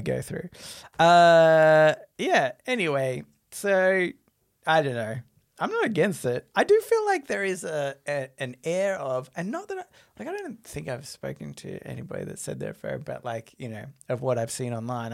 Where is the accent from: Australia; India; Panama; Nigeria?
Australia